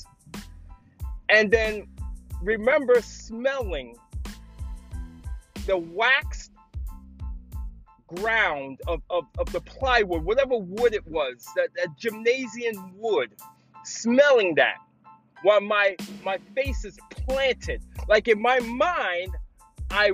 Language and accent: English; New York City, New York, United States; I grew up in the Bronx in a city called Parkchester.